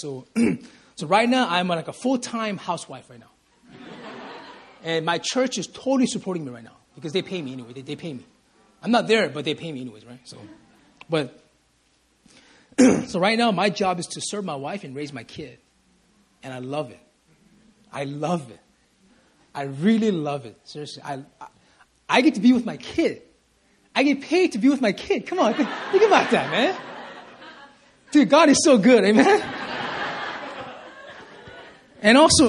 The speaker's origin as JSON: {"language": "English", "town": "Compton", "region": "California", "country": "United States", "tie": "born or raised there", "moved": "yes", "said": "I was raised in California. Amen. In LA, in the streets of Compton"}